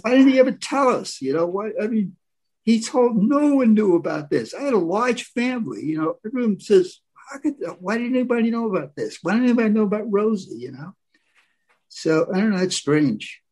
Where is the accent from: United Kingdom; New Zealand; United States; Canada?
United States; New Rochelle, New York; I was brought up in the West, okay, up the West, West New Rochelle, New York, 45 minutes from Broadway